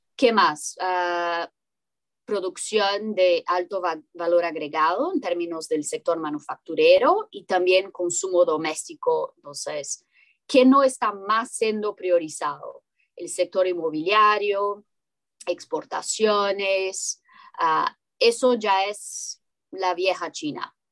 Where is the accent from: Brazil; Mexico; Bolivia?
Brazil; Spanish is a second language; Yo soy brasileña